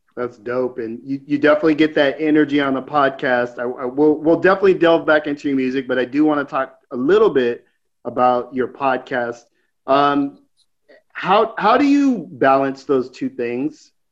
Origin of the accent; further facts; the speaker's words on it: West Coast, United States; me and Nate are, are, are, West Coast guys